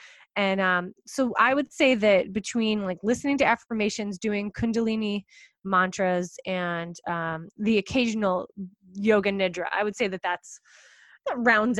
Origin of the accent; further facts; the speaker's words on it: East Coast, United States; Whenever I'm speaking on the West Coast, cause I'm from the East Coast, I always, always, always, as soon as I check into my hotel room, I do 20 minutes of yoga nidra